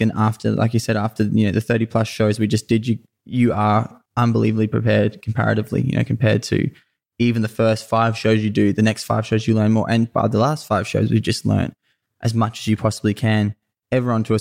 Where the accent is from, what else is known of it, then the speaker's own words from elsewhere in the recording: Sunshine Coast, Queensland, Australia; I, I grew up on the Sunshine Coast in Queensland was where I was, where I was born